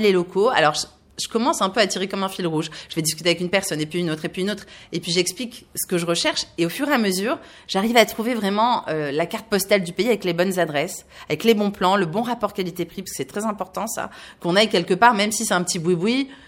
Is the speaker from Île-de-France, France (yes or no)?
no; Var, Provence-Alpes-Côte d'Azur, France; moved away; also born or lived in Paris; je suis du sud de la France, je suis née ailleurs dans le Var